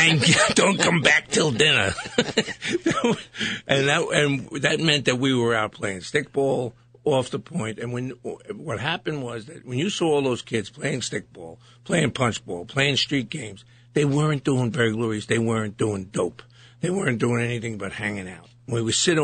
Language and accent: English; New York City, New York, United States; when I was growing up in Brooklyn, it was before everybody had air conditioning